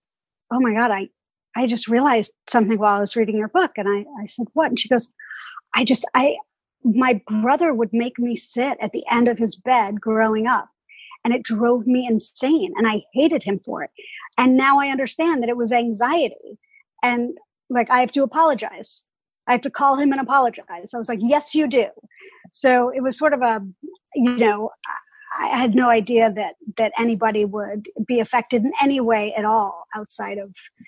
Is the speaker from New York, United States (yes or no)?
yes; New York City, New York, United States; I was born and raised in Greenwich Village